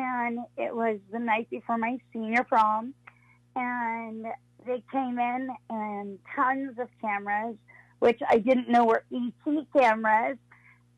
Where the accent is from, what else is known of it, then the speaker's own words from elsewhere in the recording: Long Island, New York, United States; I'm from Long Island